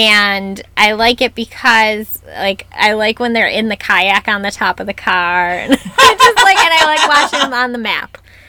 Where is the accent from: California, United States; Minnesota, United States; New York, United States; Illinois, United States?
New York, United States; Buffalo; moved away; I'm from Buffalo originally, and apparently, to some people, Buffalo is considered the beginning of the Midwest.